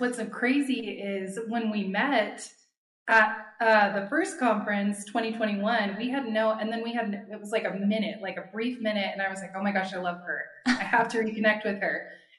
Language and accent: English; California, United States; we're from California